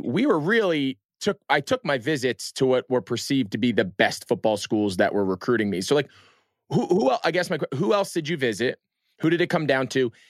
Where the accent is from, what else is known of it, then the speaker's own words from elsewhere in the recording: Northeast, United States; grew up in the Northeast.